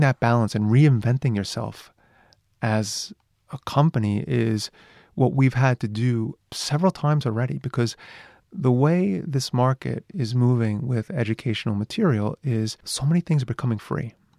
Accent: New York, United States; moved away as an adult; now in Japan; I'm from New York

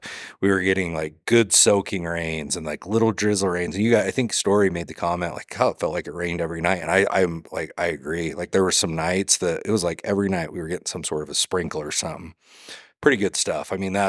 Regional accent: Idaho, United States; I mean, I come from Southeast Idaho.

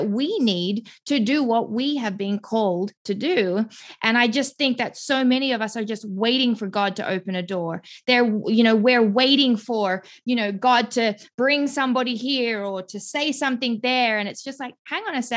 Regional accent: Melbourne, Victoria, Australia; moved away as an adult; now in Greenville, United States; I'm originally from Melbourne, Australia. I have lived there my entire life until about 6 years ago

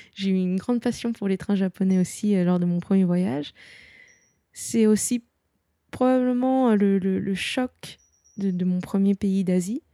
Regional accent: Nantes, Pays de la Loire, France; je suis euh, de Nantes, je connais très bien euh, la mer

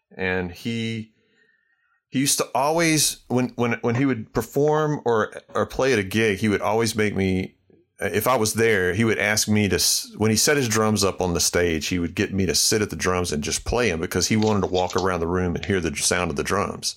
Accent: Starkville, Mississippi, United States; I grew up in Starkville, Mississippi

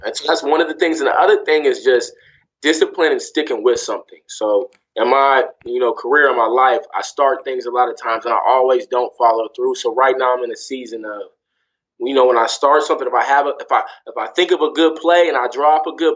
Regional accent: Sacramento, California, United States; moved away as an adult; also born or lived in Greensboro, North Carolina / Cleveland, Ohio / Louisville, Kentucky / New York; I grew up in Sacramento, California

